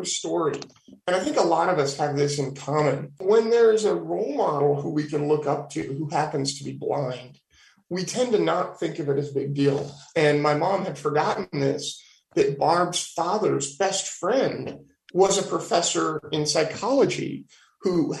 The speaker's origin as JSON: {"language": "English", "town": "Petaluma", "region": "California", "country": "United States", "tie": "born or raised there", "also_born_or_lived": "Davis, California", "said": "I was born and raised in Petaluma, California, which is at the very tip of the southern end of Sonoma County"}